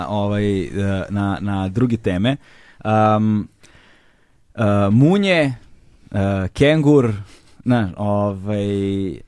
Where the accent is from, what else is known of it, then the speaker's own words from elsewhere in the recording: Belgrade, Serbia; meni kengur zato što sam s Voždovca. Znaš, to je ono, ja sam baš iz Vojvode stepe, ono, znaš, to, baš sam kao tu.